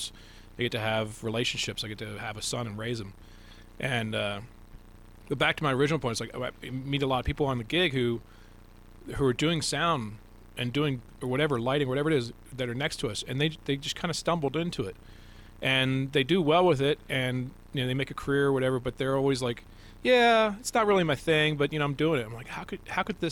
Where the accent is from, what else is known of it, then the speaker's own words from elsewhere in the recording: D.C. area, Maryland, United States; I grew up in Maryland, D.C. area